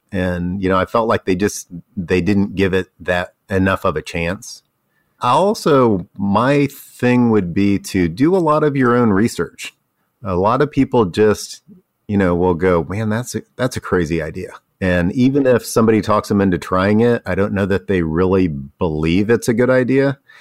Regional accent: Ohio, United States; moved away; also born or lived in Tennessee; I grew up in Ohio, and I didn't know what pimento cheese was until I moved to, uh, Tennessee

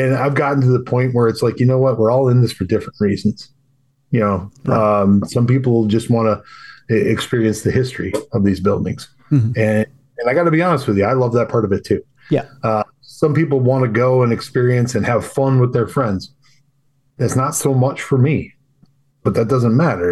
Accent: Wisconsin, United States; I'm from Wisconsin

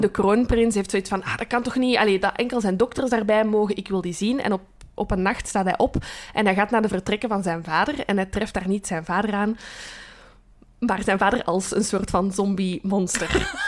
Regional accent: Brussels, Brussels-Capital Region, Belgium; accent: Brussels; mijn Brusselse tongval. En ik ben hier geboren en getogen, maar mijn route ligt rond Kachtem

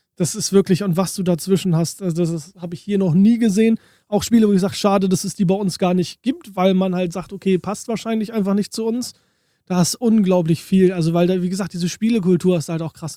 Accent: Germany; bei uns in Deutschland

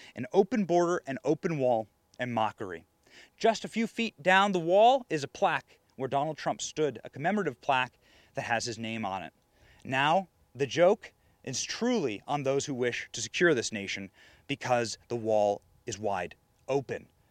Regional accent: Iowa, United States; I was raised in Iowa.

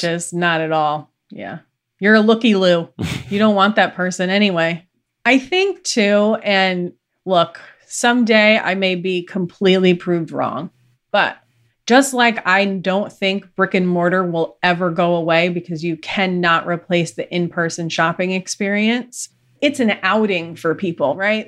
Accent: New York, United States; I'm from New York

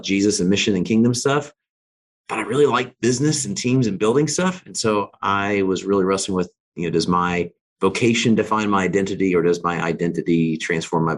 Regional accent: Alaska, United States; I grew up in Alaska.

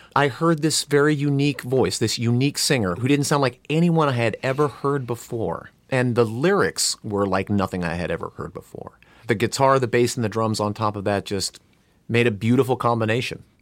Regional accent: Burbank, California, United States; I grew up not uh, two miles from here in Burbank, California

